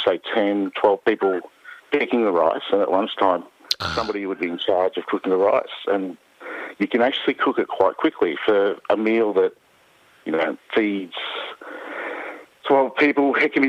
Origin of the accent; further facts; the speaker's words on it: Barcelona, Catalonia, Spain; also born or lived in Cordoba, Andalusia (family); now in Australia; I was born in Barcelona, but my family's from the south in Cordoba, which is in Andalusia.